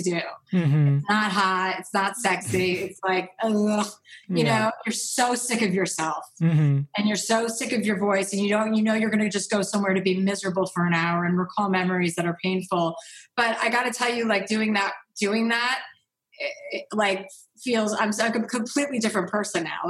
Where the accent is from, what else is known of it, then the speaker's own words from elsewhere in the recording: New Jersey, United States; I'm from New Jersey. I grew up with six kids